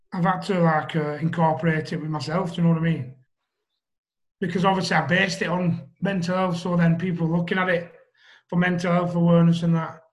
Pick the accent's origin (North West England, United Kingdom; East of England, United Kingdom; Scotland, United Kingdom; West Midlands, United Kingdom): North West England, United Kingdom; Wigan; I'm from Wigan